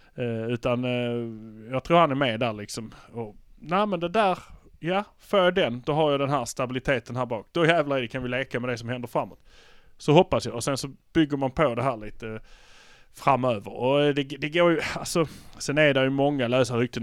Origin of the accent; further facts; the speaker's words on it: Malmö, Skåne, Sweden; vi är från Malmö